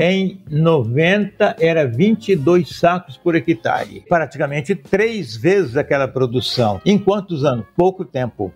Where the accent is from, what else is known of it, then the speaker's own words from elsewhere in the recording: Brazil; accent: caipira; also born or lived in Acorizal; now in Cuiabá, Brazil; Sou caipira, sou Jeca Catatu tem um verniz urbano, mas eu fui criada na roça, vim para a cidade